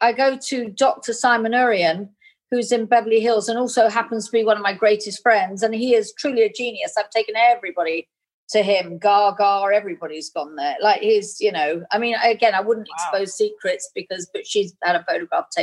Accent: England, United Kingdom; being English. We have a huge kind of Indian culture in England

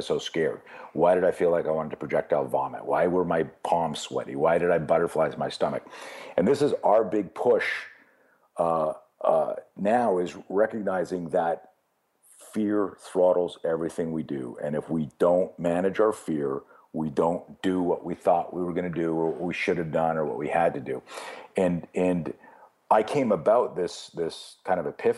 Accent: Canada; I grew up in Canada

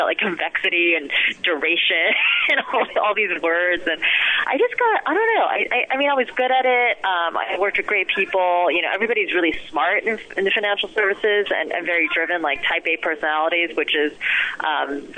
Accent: Summit, New Jersey, United States; also born or lived in Berkeley Heights, New Jersey / New York; I was born in Summit, New Jersey. Lived in Berkeley Heights. Went to school in Summit

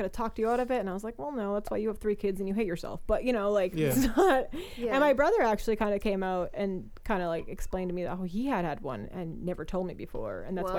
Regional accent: Minnesota, United States; Northern Minnesota.

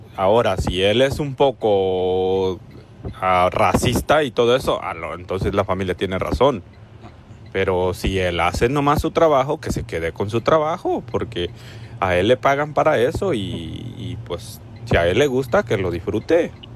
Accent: León, Guanajuato, Mexico; moved away; yo soy de León, Guanajuato.

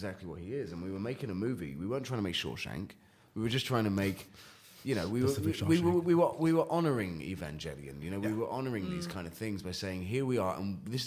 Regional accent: United Kingdom; accent: British; now in United States; I have kept my accent

